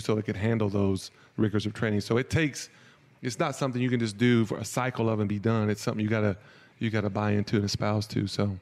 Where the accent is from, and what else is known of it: near Middle Tennessee State University, United States; born or raised there